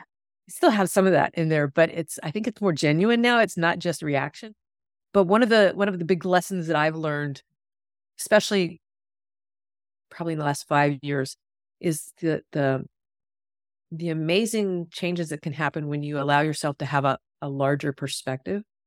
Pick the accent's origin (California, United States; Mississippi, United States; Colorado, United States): Mississippi, United States; I grew up in Mississippi, so really South